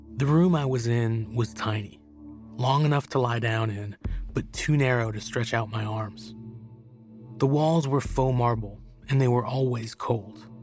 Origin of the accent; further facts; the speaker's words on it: California, United States; moved away as an adult; now in Tehran, Iran; I grew up in California